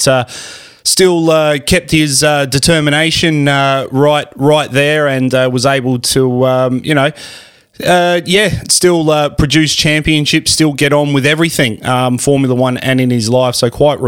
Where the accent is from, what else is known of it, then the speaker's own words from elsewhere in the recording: South Australia, Australia; our home state of South Australia